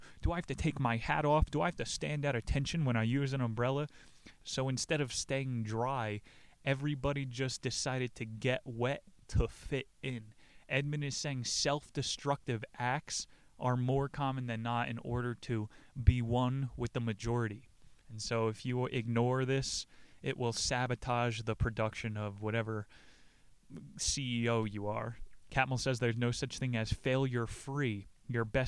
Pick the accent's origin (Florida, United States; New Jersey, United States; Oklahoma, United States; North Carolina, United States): New Jersey, United States; I'm from Jersey